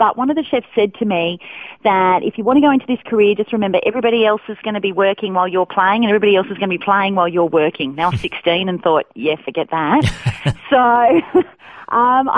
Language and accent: English; Sydney, New South Wales, Australia; moved away as an adult; now in Orange, Australia; I grew up in Sydney, and we moved here about 6.5 years ago.